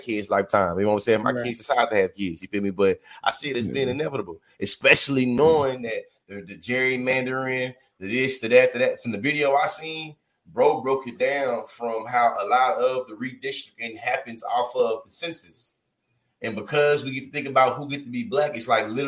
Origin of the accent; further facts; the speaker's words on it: the South, United States; I grew up as a Southerner